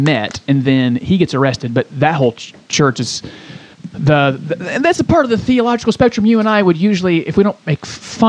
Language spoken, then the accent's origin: English; Côte d’Ivoire; born there; I was born in Ivory Coast, West